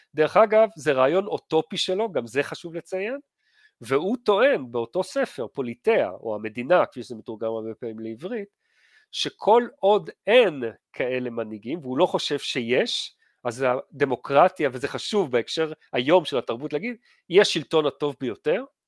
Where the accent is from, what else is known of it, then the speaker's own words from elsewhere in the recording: Givatayim, Tel Aviv District, Israel; אני התחנכתי בגבעתיים